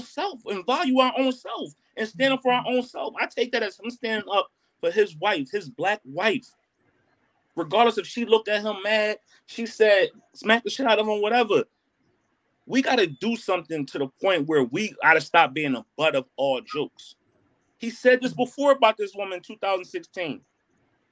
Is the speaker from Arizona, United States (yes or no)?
no; Philadelphia, Pennsylvania, United States; I'm from Philly